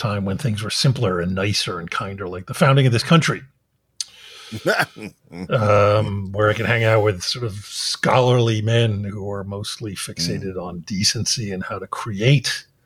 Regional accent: Philadelphia, Pennsylvania, United States; moved away; I grew up in Philadelphia

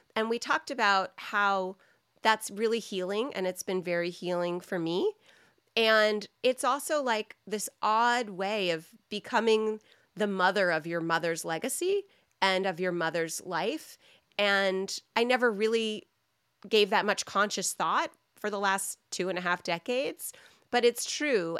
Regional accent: United States

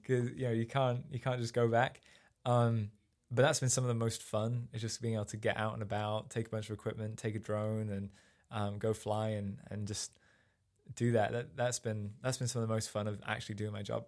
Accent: Sheffield, Yorkshire and the Humber, United Kingdom; moved away as an adult; also born or lived in Rotherham; now in United States; I grew up in, uh, just outside of Sheffield in England, which is up in the north

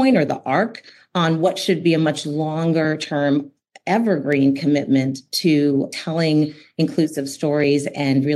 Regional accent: Denmark; I was born in Denmark.

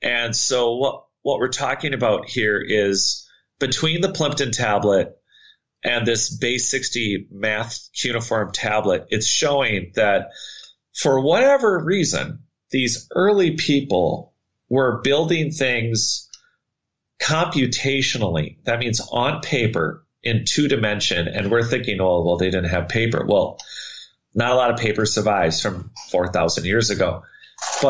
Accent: Minnesota, United States; I grew up in Minnesota

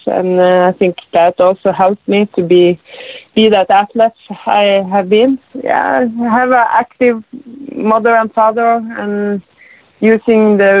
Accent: Rognes, Norway; I grew up in Rognes. It's a small place, very small place. It's about 250 people is living there. I was growing up on a farm with my family. I have one brother and one sister.

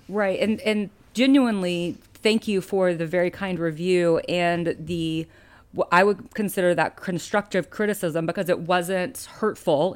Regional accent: Alabama, United States; moved away as an adult; now in California, United States; I grew up in Alabama

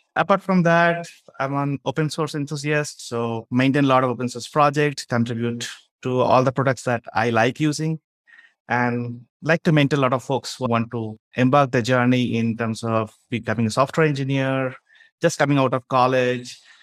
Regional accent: Bangalore, Karnataka, India; I'm from India, a place called Bangalore.

